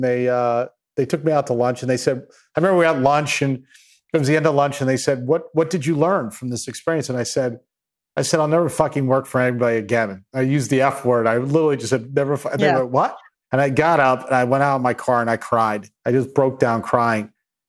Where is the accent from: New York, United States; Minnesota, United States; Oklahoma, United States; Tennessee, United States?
New York, United States; Babylon; Yeah, so I grew up in Long Island in a place called Babylon, and middle class family.